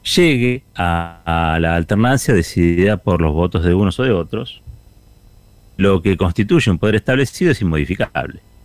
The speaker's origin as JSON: {"language": "Spanish", "country": "Argentina", "said": "Somos argentinos"}